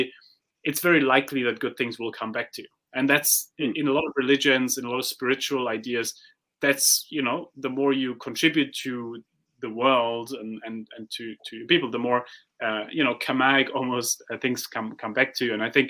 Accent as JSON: {"language": "English", "country": "Germany", "said": "I come from Germany"}